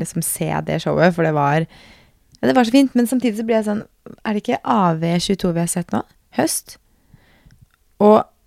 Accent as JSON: {"language": "Norwegian", "country": "Norway", "said": "hjemme i Norge"}